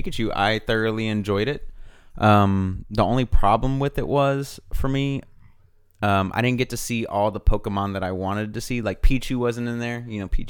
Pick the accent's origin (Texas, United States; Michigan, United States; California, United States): California, United States; Pasadena; Growing up, I grew up in Pasadena, bro.